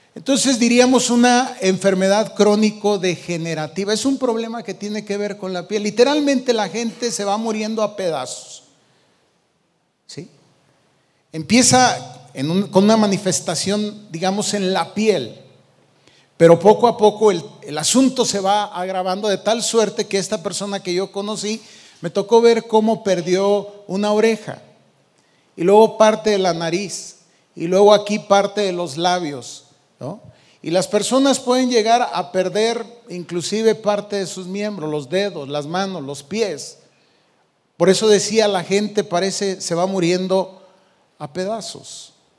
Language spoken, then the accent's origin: Spanish; Michoacán, Mexico; moved away; allá de donde yo vengo, de Michoacán